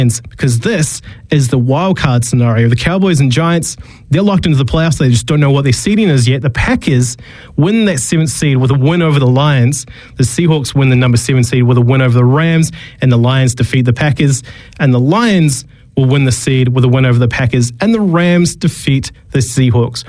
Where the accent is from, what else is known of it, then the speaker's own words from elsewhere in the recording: New Zealand; moved away; also born or lived in Australia; being a Kiwi